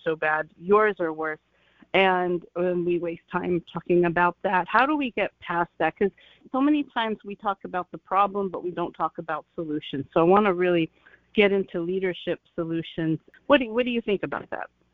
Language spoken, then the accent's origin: English; Ohio, United States; I'm from Ohio also. We grew up very similar.